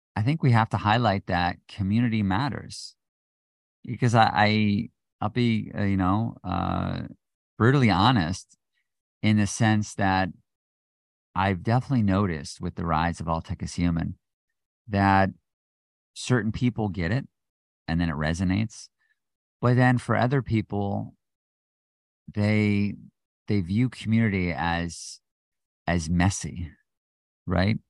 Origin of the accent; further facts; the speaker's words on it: United States; being an American